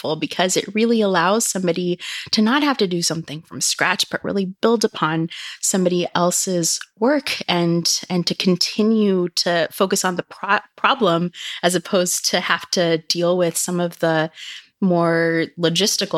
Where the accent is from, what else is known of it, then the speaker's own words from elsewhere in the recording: Silicon Valley, California, United States; growing up in Silicon Valley